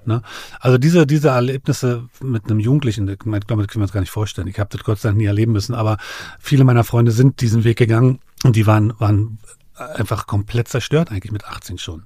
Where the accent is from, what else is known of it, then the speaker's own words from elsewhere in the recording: Berlin, Germany; ich bin ja aufgewachsen in dem Viertel, ich äh, bin gegenüber von dem Milke-Komplex aufgewachsen, mhm. Magdalenenstraße